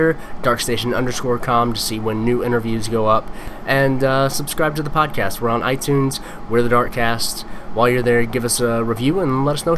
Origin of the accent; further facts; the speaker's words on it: Georgia, United States; I'm from Georgia